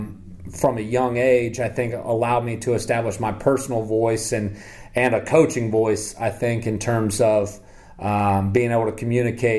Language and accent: English; Ohio, United States; moved away as an adult; also born or lived in the South (Bible Belt); Growing up in Ohio